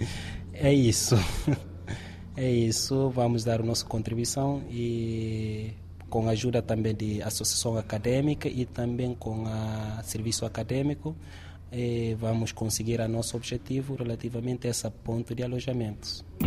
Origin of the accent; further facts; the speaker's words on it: Guinea-Bissau; moved away as an adult; also born or lived in Turkey; now in Évora, Portugal; venho de Guiné-Bissau